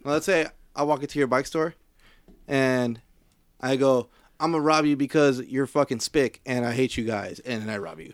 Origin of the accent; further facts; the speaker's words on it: Compton, California, United States; I'm from Compton